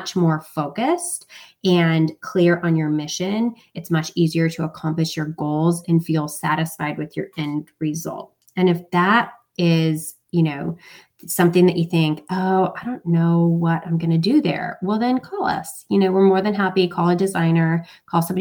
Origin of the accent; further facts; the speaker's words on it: Alaska, United States; moved away as an adult; also born or lived in Hawaii / Connecticut / Bucks County, Pennsylvania; now in Pennsylvania, United States; I'm not originally from here. I'm from Alaska. So I'm very far from home and very far from family